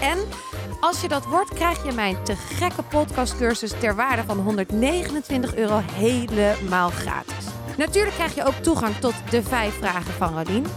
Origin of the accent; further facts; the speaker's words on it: Amsterdam, North Holland, Netherlands; ik uit Amsterdam kom